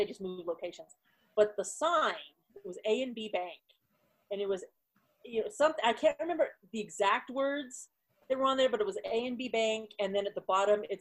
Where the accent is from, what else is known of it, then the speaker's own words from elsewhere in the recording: Texas, United States; accent: southern; I can do a southern accent because I grew up in Texas